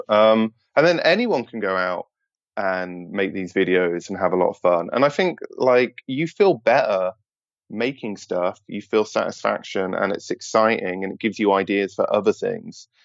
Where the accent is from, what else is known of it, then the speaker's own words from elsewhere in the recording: United Kingdom; as a British person